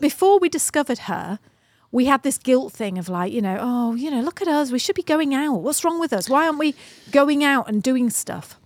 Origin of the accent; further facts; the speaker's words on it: United Kingdom; British people, or me anyway